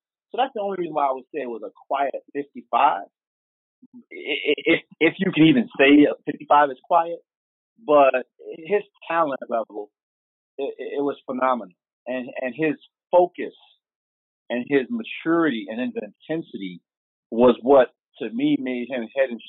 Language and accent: English; Piscataway, New Jersey, United States; He's from Patterson. I'm from Piscataway.